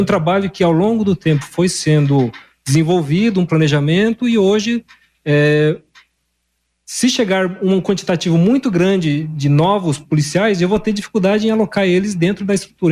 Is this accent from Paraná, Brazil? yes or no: yes; northwest Paraná, Brazil; moved away as an adult; now in Londrina, Brazil; Eu sou aqui da região mais noroeste aqui do estado do Paraná